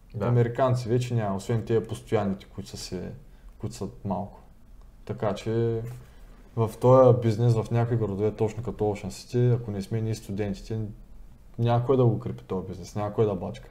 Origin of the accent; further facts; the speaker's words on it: Bulgaria; moved away as an adult; now in United States; съм от България